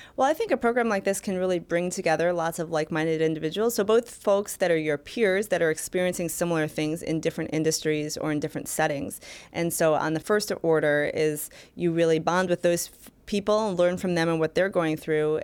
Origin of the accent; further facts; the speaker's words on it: Michigan, United States; I worked for Senator Carl Levin, for my home state senator